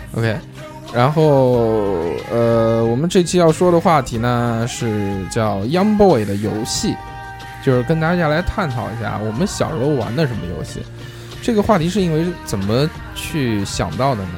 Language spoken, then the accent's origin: Chinese; Nanjing, Jiangsu, China; accent: Nanjing dialect; 我们南京话就叫弹子儿